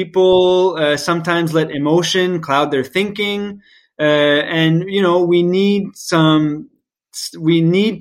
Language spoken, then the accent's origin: English; Moncton, New Brunswick, Canada; Moncton, New Brunswick, to say my hometown